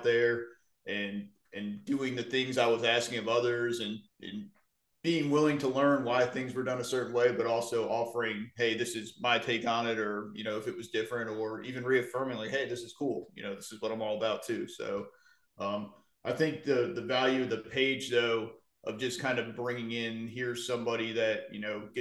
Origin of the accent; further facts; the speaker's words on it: Wynantskill, New York, United States; moved away as an adult; now in Columbia County, Georgia, United States; my hometown of Wynandskill, New York, which is a little town outside of Albany